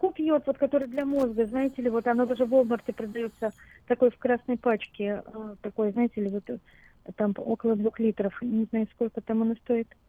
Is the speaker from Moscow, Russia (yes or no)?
yes; Moscow, Russia; now in Sacramento, United States; Мы год назад приехали с дочерью а, из России, из города Москвы.